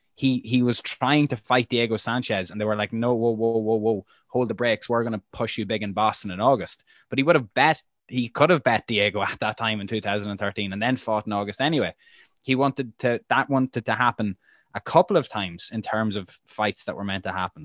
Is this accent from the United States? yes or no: no; Ireland; as an Irish journalist.